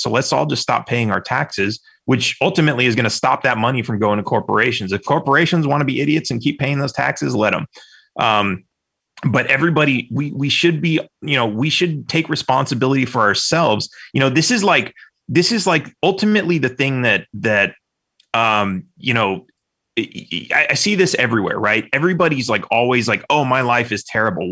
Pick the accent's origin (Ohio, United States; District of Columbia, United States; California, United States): California, United States; I grew up in California.